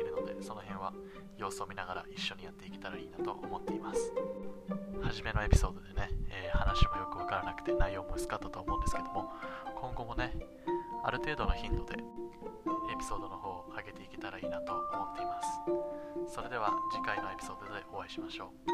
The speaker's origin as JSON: {"language": "Japanese", "country": "Japan", "tie": "born or raised there", "said": "生まれも育ちも日本ですね"}